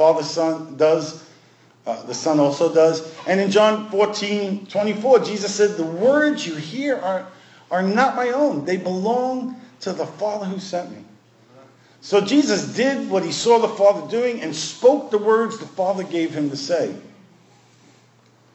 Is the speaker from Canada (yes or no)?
no; New York City, New York, United States; growing up in Brooklyn